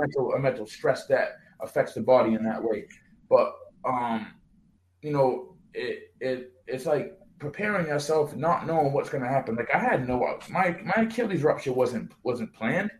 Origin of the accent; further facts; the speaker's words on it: New Bedford, Massachusetts, United States; me growing up in New Bedford